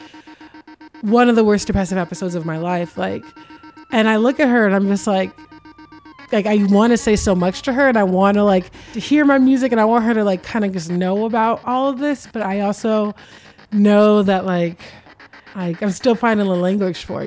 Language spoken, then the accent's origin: English; Los Angeles, California, United States; I grew up here in LA. I grew up in South Central.